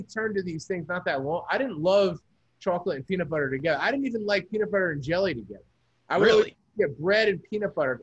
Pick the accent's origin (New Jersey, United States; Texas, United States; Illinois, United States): New Jersey, United States; also born or lived in New York; now in Los Angeles, United States; growing up in Jersey